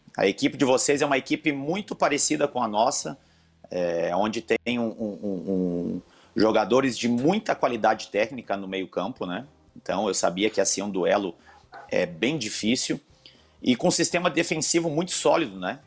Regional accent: Santa Cruz do Sul, Rio Grande do Sul, Brazil; moved away; also born or lived in Porto Alegre; Santa Cruz do Sul, na minha cidade natal

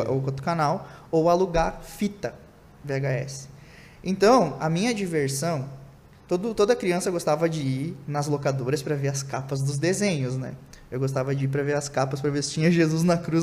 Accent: Santana do Livramento, Rio Grande do Sul, Brazil; lá do interior, do interior do Rio Grande do Sul, que né? Nascido numa cidade em fronteira lá

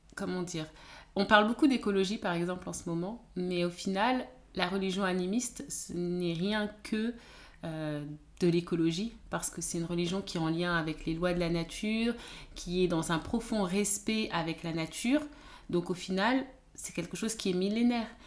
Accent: France; Je suis née en France, j'ai grandi en France

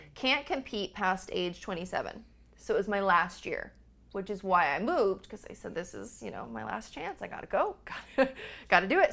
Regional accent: California, United States; moved away as an adult; also born or lived in Montana; I was from California

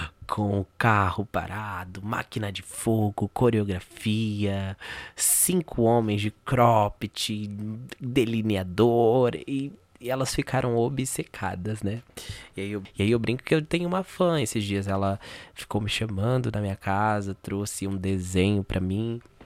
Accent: São Paulo, Brazil; eu sou aqui da Zona Norte de São Paulo, né? Uh, da Brasilândia, mais precisamente. Nasci aqui, fui criado aqui

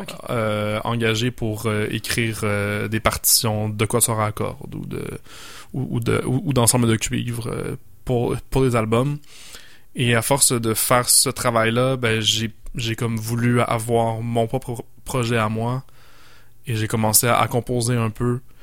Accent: Montreal, Quebec, Canada; now in Quebec City, Canada; J'ai grandi à Montréal. Et euh, je suis arrivé à Québec euh, en 2014 pour le conservatoire de musique

